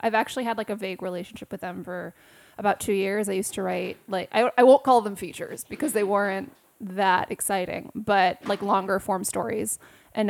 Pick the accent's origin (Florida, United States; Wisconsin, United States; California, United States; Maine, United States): California, United States; West Hollywood; moved away as an adult; now in New York, United States; I'm from West Hollywood, California. Born and raised.